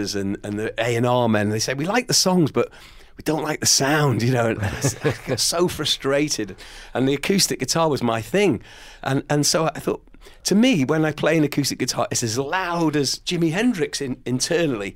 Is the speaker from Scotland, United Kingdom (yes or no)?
no; Wales, United Kingdom; growing up in Wales, obviously very aware of the language